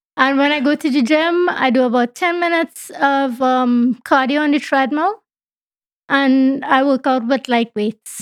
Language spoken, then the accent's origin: English; Trinidad & Tobago; now in Canada; my home country is Trinidad and Tobago